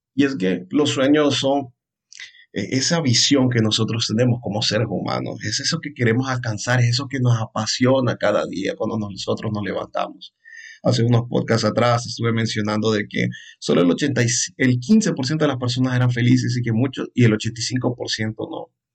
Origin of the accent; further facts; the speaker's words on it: Honduras; soy un psicólogo hondureño